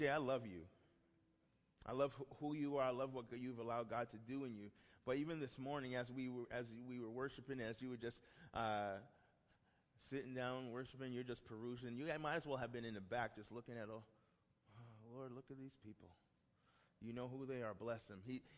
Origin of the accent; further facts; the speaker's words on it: New York City, New York, United States; I'm from Brooklyn, New York